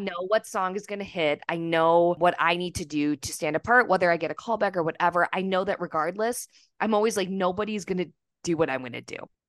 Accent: Minnesota, United States; I'm from Minnesota

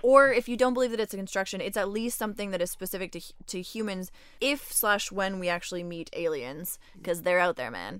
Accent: Canada; now in Montreal, Canada; I am also from Canada, but did not grow up in Quebec, uh, but landed here and love it here.

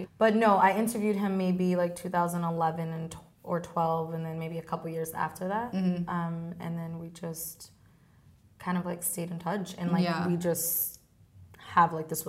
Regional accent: Boston, Massachusetts, United States; also born or lived in Cape Verde; now in New York, United States; I'm from Boston, yeah.

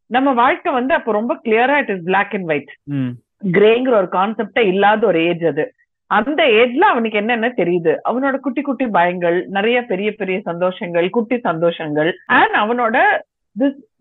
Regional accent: Tamil Nadu, India; moved away as an adult; now in Karnataka, India; நான் பிறந்து வளர்ந்தது எல்லாம் தமிழ்நாடு இப்ப கடைசி ஏழு வருஷமா கர்நாடகால இருக்கேன்

